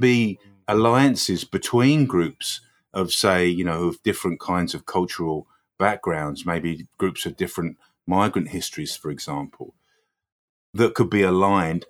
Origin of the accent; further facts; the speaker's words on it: Croydon, London, United Kingdom; moved away as an adult; also born or lived in Newcastle / Coventry / Birmingham; now in London, United Kingdom; I was born in Croydon. I moved to Newcastle when I was eighteen.